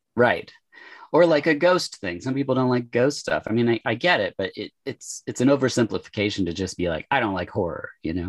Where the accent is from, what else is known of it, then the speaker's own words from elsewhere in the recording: Oregon, United States; born and raised in Oregon. I live in Portland now uh, for the past like 20 years